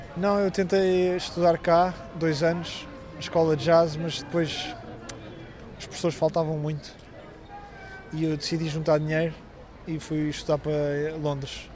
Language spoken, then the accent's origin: Portuguese; Lisbon, Portugal; Nasci em Lisboa